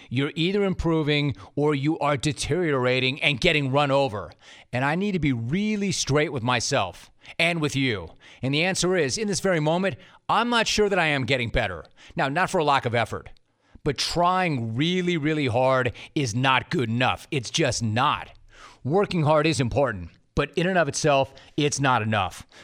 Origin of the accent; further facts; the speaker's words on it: Los Angeles, California, United States; also born or lived in Calabasas; I grew up in Los Angeles, actually middle school and high school in Calabasas, the San Fernando Valley, the 818 baby